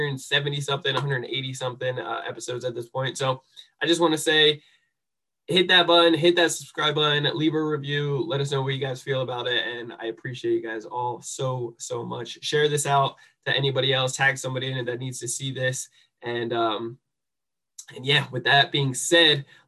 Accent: New Jersey, United States; I'm a misfit from New Jersey, and just grew up a screw up

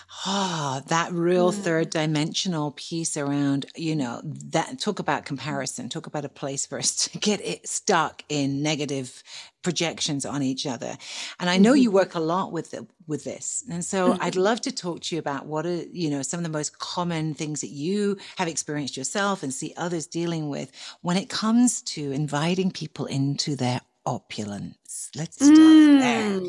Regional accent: England, United Kingdom; accent: English

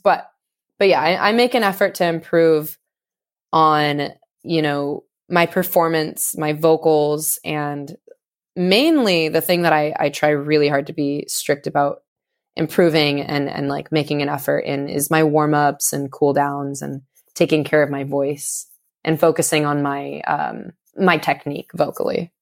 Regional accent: suburb of Sacramento, California, United States; moved away as an adult; now in Santa Cruz, United States; I grew up in, uh, like a suburb of Sacramento

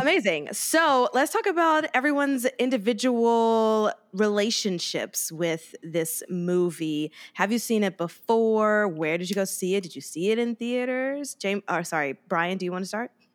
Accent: Mobile, Alabama, United States; moved away; also born or lived in Harlem, New York; my hometown, guys, Mobile, Alabama.

